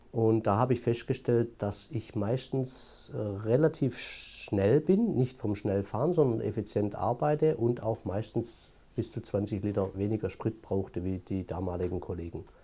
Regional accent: Baden-Württemberg, Germany; born there; accent: Swabian; Auch nach 22 Jahren Entwicklungshilfe hört man das Schwäbische immer noch.

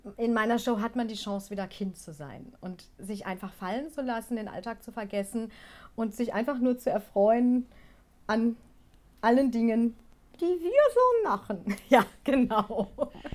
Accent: Gelsenkirchen, North Rhine-Westphalia, Germany; ich komme aus Gelsenkirchen

